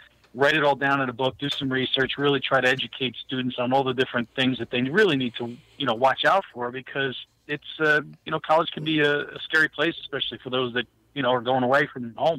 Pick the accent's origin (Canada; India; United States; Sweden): United States; New Jersey; now in Pennsylvania, United States; That's because I'm from New Jersey.